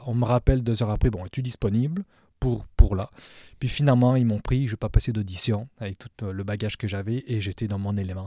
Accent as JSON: {"language": "French", "region": "southwest France", "country": "France", "tie": "born or raised there", "moved": "as an adult", "lives_now": "Montreal, Canada", "said": "à l'âge de 11 ans, on a déménagé dans le sud-ouest de la France"}